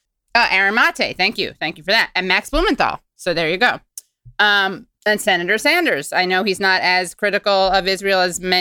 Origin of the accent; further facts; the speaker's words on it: Ireland; And as an Irishman, I'm just saying that's extra problematic.